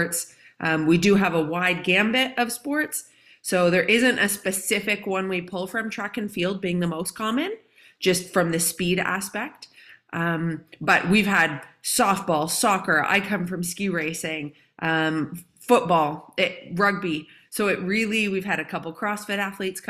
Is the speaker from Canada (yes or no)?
yes; Calgary, Alberta, Canada; I grew up in Calgary, Canada